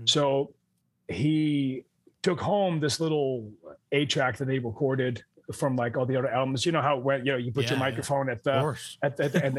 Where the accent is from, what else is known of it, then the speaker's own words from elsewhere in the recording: Amsterdam, North Holland, Netherlands; moved away; I grew up in Amsterdam, the Netherlands